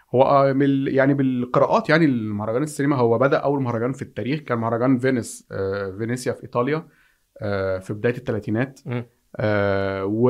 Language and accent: Arabic; Egypt; عندنا في مصر